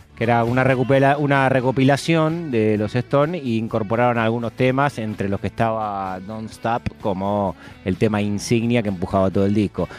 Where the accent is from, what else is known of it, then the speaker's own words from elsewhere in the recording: Argentina; somos pocos los argentinos